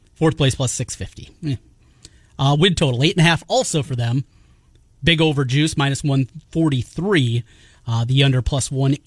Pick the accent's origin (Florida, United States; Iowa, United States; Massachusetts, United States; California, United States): Iowa, United States; North; everybody I grew up with in North Iowa